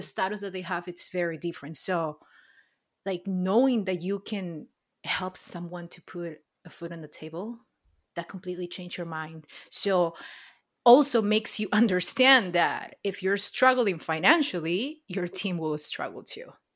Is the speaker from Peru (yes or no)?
yes; Peru; moved away as an adult; now in Los Angeles, United States; born and raised in Peru